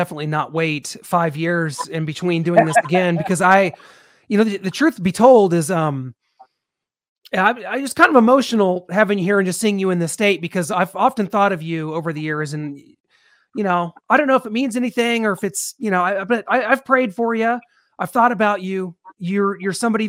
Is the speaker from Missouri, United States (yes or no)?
yes; Missouri, United States; growing up in Missouri